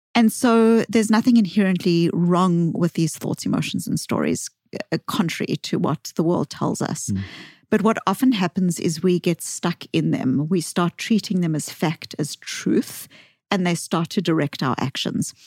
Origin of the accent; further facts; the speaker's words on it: South Africa; accent: Bostonian; moved away; I grew up in South Africa